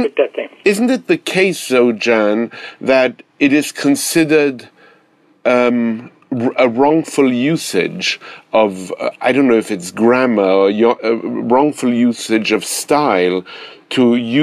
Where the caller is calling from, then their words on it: Manhattan, New York, United States; I am speaking from Manhattan, and I'm sorry to reverse the charges to you.